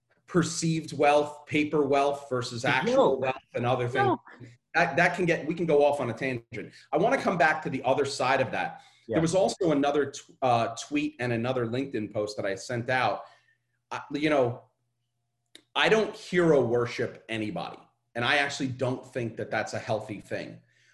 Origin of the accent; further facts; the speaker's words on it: Brooklyn, New York, United States; I'm growing up in Coney Island in Brooklyn, and my lower middle class, high, like higher class, like poor.